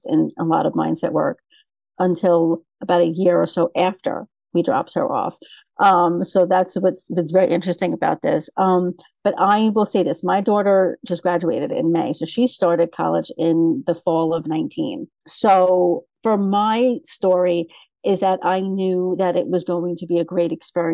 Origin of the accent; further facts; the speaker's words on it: New York City, New York, United States; I grew up in Brooklyn and went to Brooklyn College